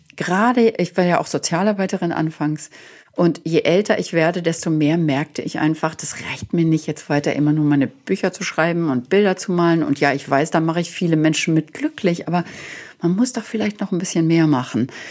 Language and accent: German; Germany; now in United States; dass ich als Deutsche geboren wurde